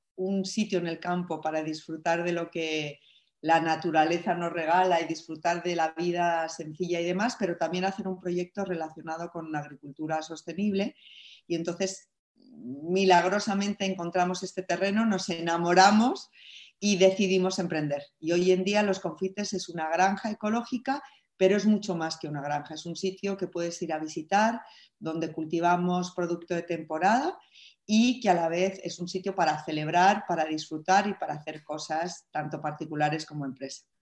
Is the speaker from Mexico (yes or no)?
no; Spain; yo siendo mujer, siendo española